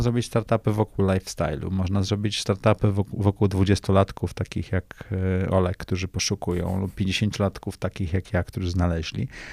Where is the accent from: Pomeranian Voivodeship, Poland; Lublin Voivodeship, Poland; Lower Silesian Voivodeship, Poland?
Pomeranian Voivodeship, Poland; Tricity; moved away; ja jestem z nadmorza, jestem z Trójmiasta.